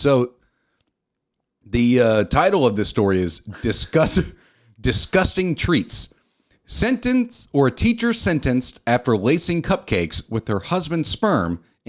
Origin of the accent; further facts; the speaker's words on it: Minnesota, United States; I'm from Minnesota.